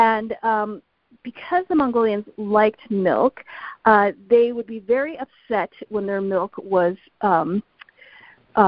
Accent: United States; I was born here in the United States.

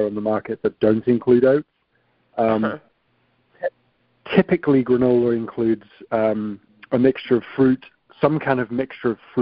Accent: the north of England, United Kingdom; moved away as an adult; now in New York, United States; small rough and tumble town in the north of England

